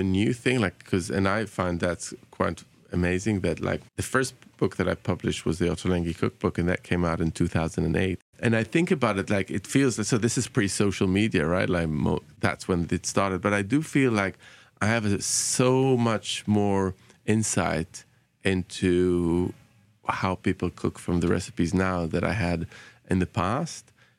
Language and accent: English; Bahrain; you know, that kind of growing up in Bahrain and kind of having those particular flavors is absolutely there